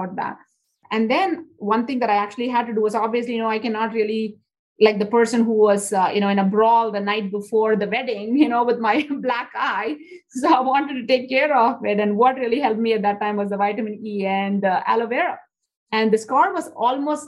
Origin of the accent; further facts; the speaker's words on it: India; moved away; when I was growing up in India